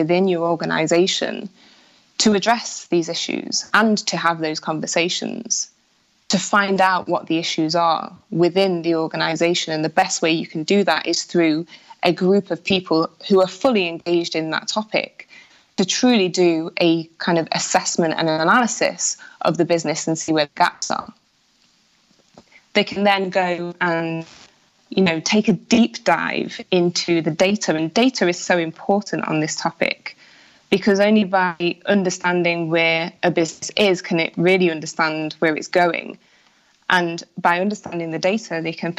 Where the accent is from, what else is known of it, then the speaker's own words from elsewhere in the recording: Nottingham, East Midlands, United Kingdom; I'm from Nottingham